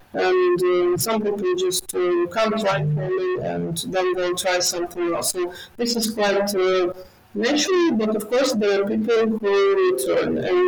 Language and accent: English; Kyiv, Ukraine; I'm from Kyiv. I was born in Kyiv, and I have lived all my life in Kyiv. And Kyiv is a big, beautiful city. It is more than 1,500 years old